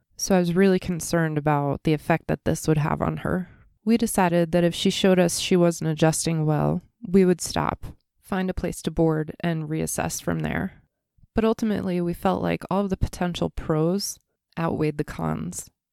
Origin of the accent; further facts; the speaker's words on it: East Coast, United States; moved away; growing up on the East Coast